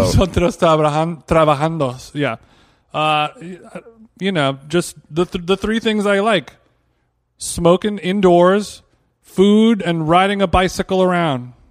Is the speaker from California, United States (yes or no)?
yes; Los Angeles, California, United States; Los Angeles